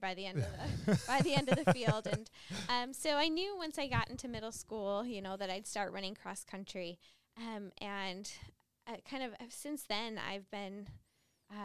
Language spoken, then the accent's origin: English; West Bloomfield, Michigan, United States; now in Ann Arbor, United States; I am from West Bloomfield, Michigan, but I've been in Ann Arbor since fall 2013 when I came here as an undergrad